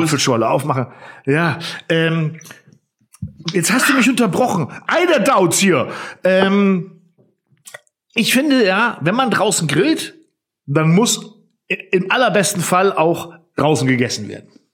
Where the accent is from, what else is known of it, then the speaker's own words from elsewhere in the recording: Northern Germany, Germany; ich als Norddeutscher